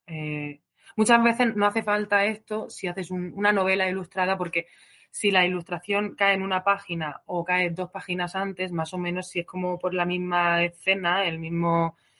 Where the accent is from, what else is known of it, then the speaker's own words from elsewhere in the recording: Region of Murcia, Spain; moved away as an adult; also born or lived in Granada / London; yo soy de Murcia